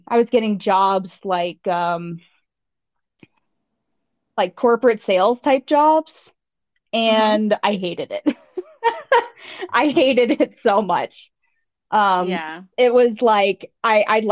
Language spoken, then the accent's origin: English; the American South, United States; also born or lived in Wyoming; my mom is British and I grew up in the American South